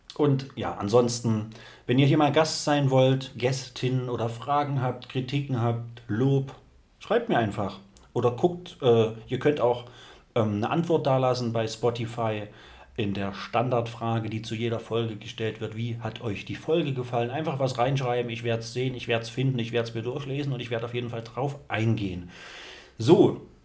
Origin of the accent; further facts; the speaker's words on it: East Germany, Germany; bin auch Ossi vom Dorf